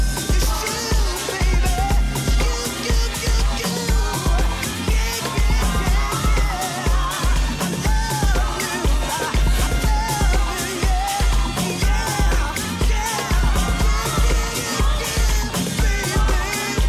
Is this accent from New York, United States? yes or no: yes; New York City, New York, United States; My hometown, Jamaica, Queens, New York